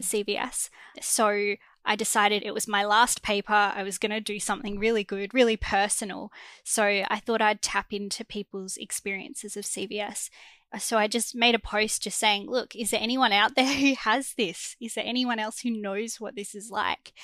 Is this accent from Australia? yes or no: yes; Melbourne, Victoria, Australia; I'm from Melbourne, Australia